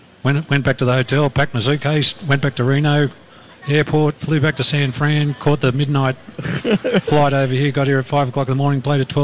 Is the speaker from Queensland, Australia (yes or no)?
no; Sydney, New South Wales, Australia; Yes, well, yes. Yeah. We're far more educated in Sydney.